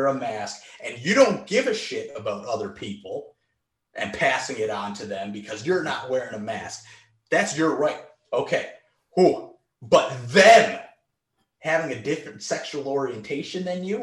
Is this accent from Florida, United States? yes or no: no; Virginia, United States; Virginia's my home state.